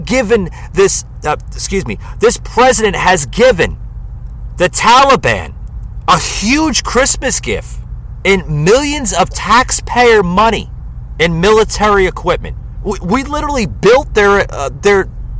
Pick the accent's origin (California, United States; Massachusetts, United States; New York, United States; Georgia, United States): New York, United States; New York City; moved away